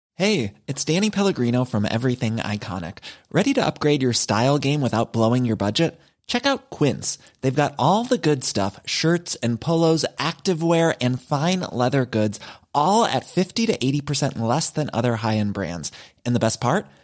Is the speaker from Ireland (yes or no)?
yes; Ireland; we are all Irish people